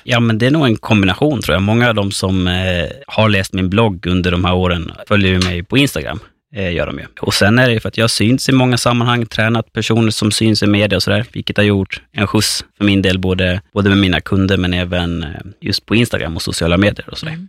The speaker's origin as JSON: {"language": "Swedish", "town": "Fårösund", "region": "Gotland", "country": "Sweden", "tie": "born or raised there", "moved": "as an adult", "lives_now": "Stockholm, Sweden", "said": "Jag är född och uppväxt på Gotland, på norra Gotland, i Fårösund."}